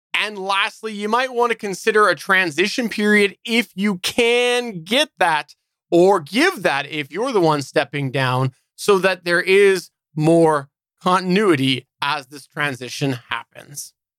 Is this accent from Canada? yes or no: yes; Canada; I'm Canadian